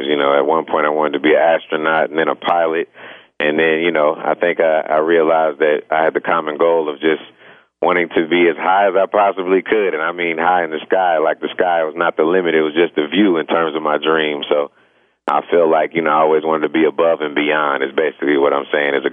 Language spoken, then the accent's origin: English; Champaign, Illinois, United States; Man, I was uh, loving music ever since my my parents introduced them, introduced it to me. You know, they were in college at the University of Illinois.